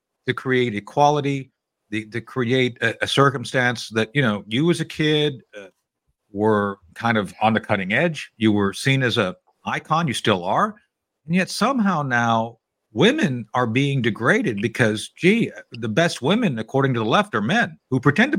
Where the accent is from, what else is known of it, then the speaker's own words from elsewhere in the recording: Philippines; It's like when I was growing up, I was growing up in the Philippines. My dad was in the Air Force.